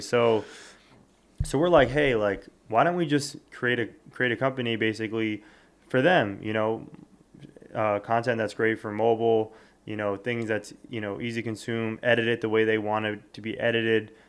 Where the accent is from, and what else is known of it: South Florida, United States; born or raised there; moved away as an adult; also born or lived in Westchester, New York / New York City; now in New York, United States